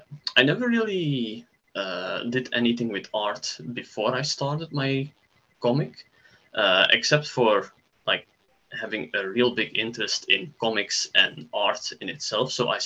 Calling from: Belgium; I'm joining you from Belgium.

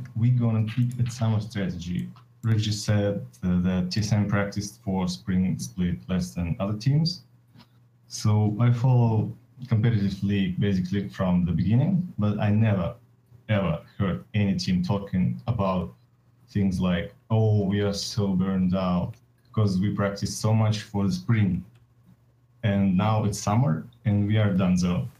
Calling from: Moscow, Russia; I'm calling from Moscow, Russia.

